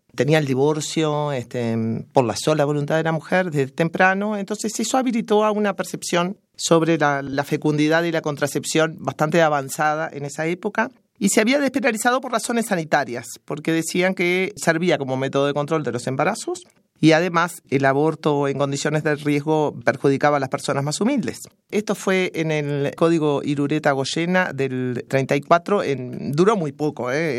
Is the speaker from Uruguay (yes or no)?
yes; Uruguay; soy uruguaya